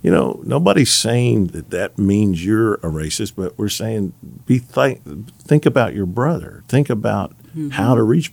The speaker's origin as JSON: {"language": "English", "region": "the South", "country": "United States", "tie": "born or raised there", "said": "growing up in the South, a white kid"}